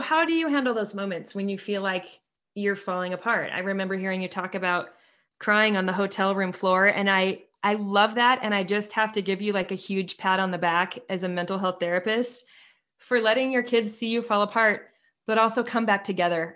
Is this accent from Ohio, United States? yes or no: no; Seattle, Washington, United States; now in Utah, United States; I grew up in Seattle